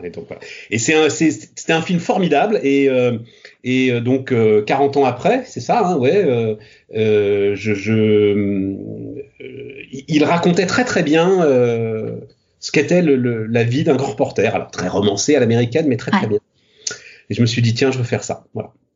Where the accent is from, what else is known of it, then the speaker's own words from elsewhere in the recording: Paris, Île-de-France, France; je suis parisien, euh, fils de parisien, euh, petit-fils de parisien. enfin Paris et la banlieue